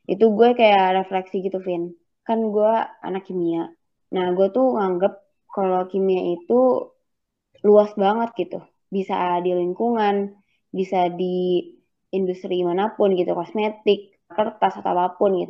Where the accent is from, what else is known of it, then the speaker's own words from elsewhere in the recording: Bogor, West Java, Indonesia; jadi waktu kecil uh, eh, gue tuh kan dari SD itu tinggalnya di Bogor salah satu tempat di Bogor lah nah di situ uh, eh, di tempat gue ini uh, kayak banyak kali